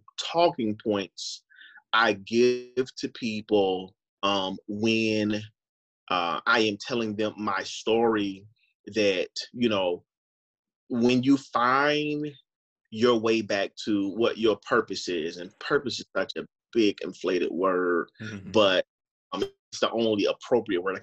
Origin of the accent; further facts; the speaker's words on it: Florida, United States; I'm born and raised in Florida.